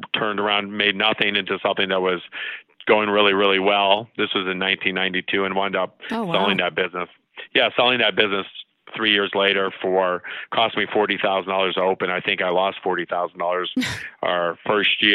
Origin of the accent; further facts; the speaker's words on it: Tucson, Arizona, United States; also born or lived in Chicago; I was born in Chicago, but I grew up in Tucson